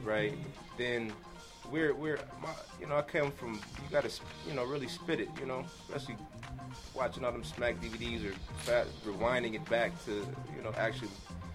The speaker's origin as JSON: {"language": "English", "town": "Los Angeles", "region": "California", "country": "United States", "said": "I'm from the Merck Park."}